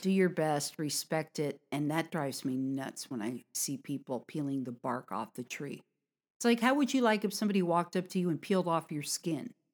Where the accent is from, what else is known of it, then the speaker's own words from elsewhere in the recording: United States; from America